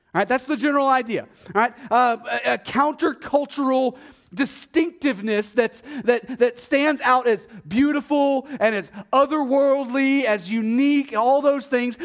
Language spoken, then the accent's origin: English; Texas, United States; accent: Texas; my Texas accent